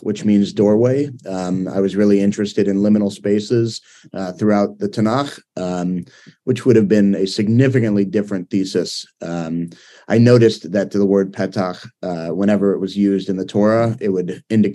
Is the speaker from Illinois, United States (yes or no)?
no; Cleveland, Ohio, United States; now in Seattle, United States; I grew up in Cleveland, Ohio.